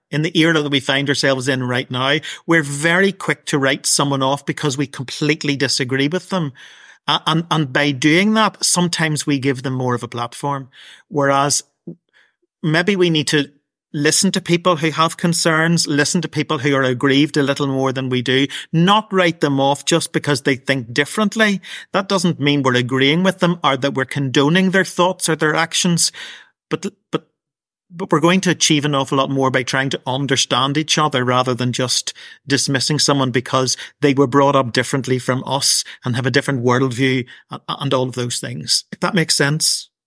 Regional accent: Portadown, Northern Ireland, United Kingdom; Portadown is my hometown

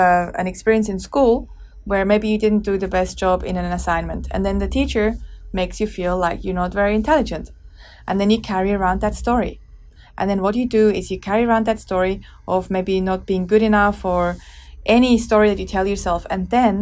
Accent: Switzerland; I grew up in Switzerland

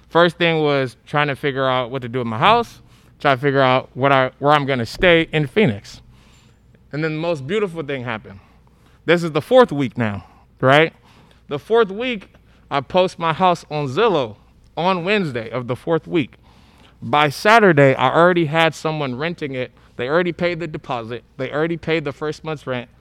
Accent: Monrovia, Montserrado, Liberia; now in United States; I'm from Liberia, uh, Monrovia, Liberia

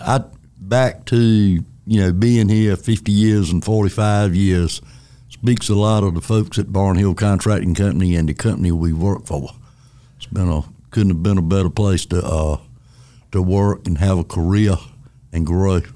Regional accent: Elm City, North Carolina, United States; I grew up in Elm City, North Carolina, which is a little town between Wilson and Rocky Mount on 301.

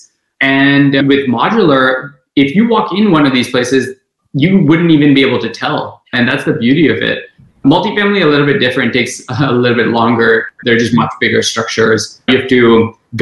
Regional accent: Kuwait; moved away as an adult; also born or lived in India / South Bend, Indiana; now in Texas, United States; I was born in India, lived in Kuwait all my life

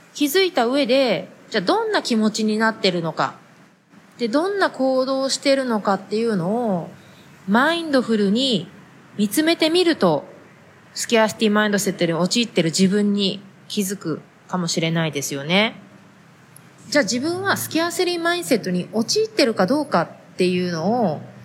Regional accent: Japan; moved away; 日本で生まれ育った私たちは

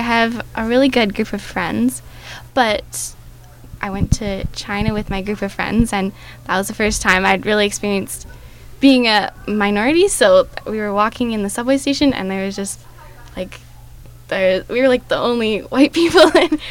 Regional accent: Fort St. John, British Columbia, Canada; I am 16 years old and in grade 11. I've been born and raised in Fort St. John

